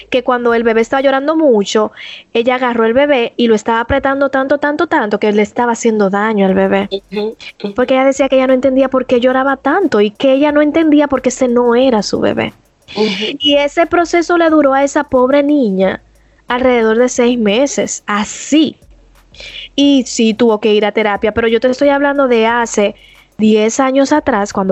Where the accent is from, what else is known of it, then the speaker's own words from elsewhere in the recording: Dominican Republic; somos dominicanos, si tú eres dominicana, tu mano arriba